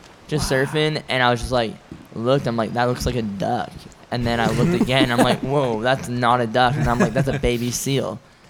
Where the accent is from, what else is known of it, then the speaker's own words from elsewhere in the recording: Morden, Manitoba, Canada; now in New Zealand; I was born in Morden, Manitoba.